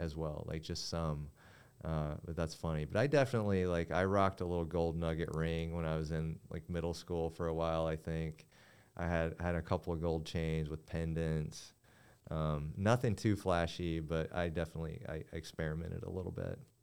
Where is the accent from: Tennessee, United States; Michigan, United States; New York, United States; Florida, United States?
Tennessee, United States; Kingsport; opened up a jewelry store, um, near my hometown in East Tennessee